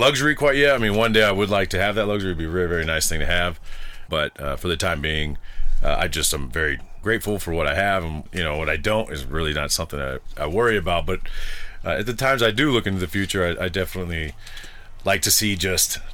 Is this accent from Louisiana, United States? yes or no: no; the Bay Area, California, United States; moved away; I'm from the Bay Area in California